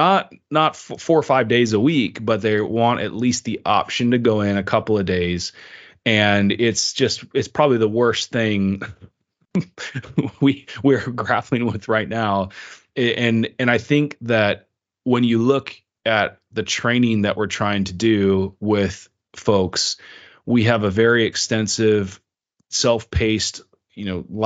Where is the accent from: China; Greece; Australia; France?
China; moved away as an adult; And I grew up in China. That's where I spent most of my life until I went to university.